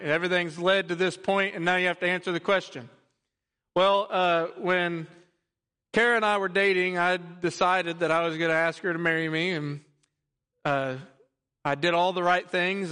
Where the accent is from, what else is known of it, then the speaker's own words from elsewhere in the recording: Texas, United States; also born or lived in Louisiana; I am a Texan through and through